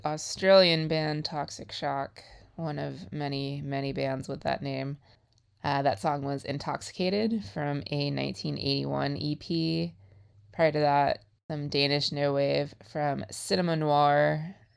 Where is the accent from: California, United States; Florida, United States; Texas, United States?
Texas, United States; Houston; growing up in Houston